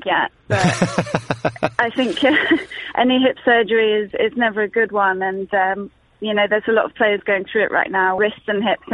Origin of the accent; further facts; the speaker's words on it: London, United Kingdom; I grew up in Wimbledon. My house was almost on the back of the practice court.